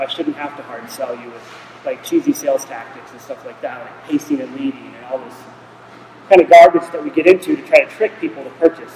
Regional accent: Nevada, United States; I am from Nevada.

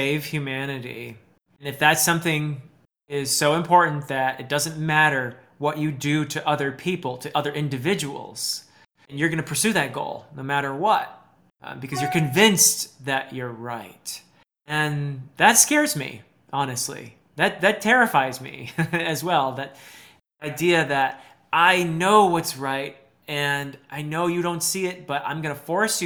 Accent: United States; also born or lived in Nepal; I'm American and I come from a more low context culture.

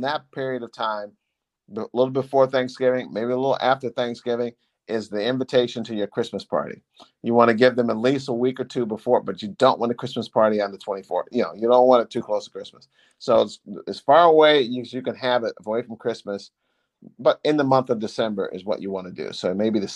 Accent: Waterbury, Connecticut, United States; my hometown of Waterbury

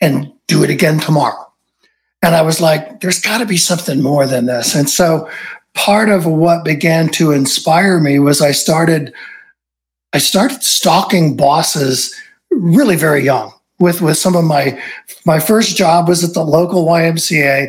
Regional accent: Southern California, United States; I grew up in Southern California, shadows of Hollywood

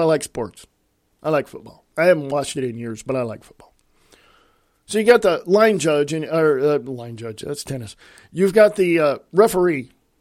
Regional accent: United States; I'm an American.

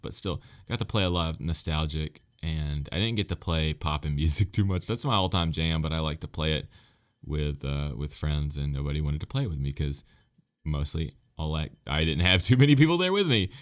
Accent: United States; as an American fan

